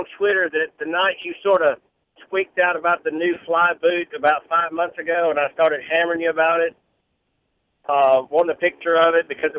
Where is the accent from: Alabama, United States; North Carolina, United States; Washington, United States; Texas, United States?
Alabama, United States; We're from Alabama.